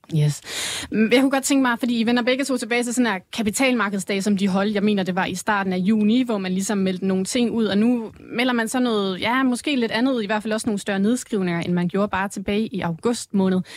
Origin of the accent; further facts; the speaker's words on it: South Jutland, Southern Denmark, Denmark; jeg er sønderjyde